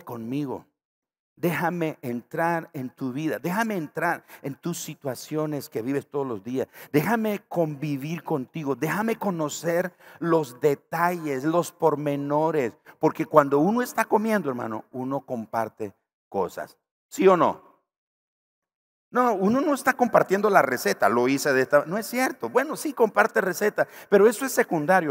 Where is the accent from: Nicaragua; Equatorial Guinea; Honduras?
Nicaragua; Yo estoy pensando en la tortilla aquí de mi tierra